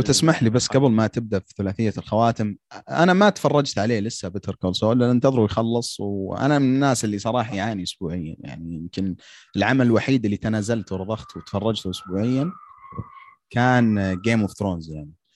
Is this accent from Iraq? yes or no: no; Saudi Arabia; عندنا في السعوديه